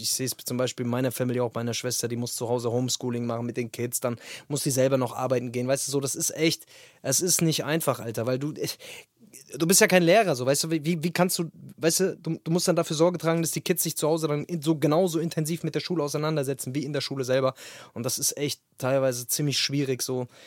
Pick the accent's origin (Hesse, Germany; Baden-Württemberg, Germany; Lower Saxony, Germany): Hesse, Germany; Wetterau; Ich bin ja ursprünglich aus der Wetterau, hier in Hessen